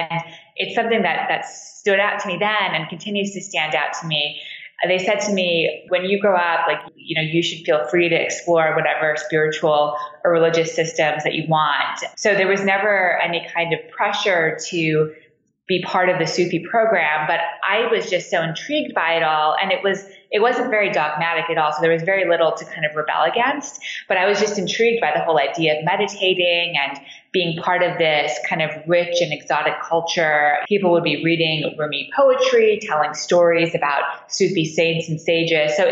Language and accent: English; Montreal, Quebec, Canada; now in Washington, D.C., United States; So I grew up in Montreal. I live in Washington, D.C. now, but I grew up in Canada in downtown Montreal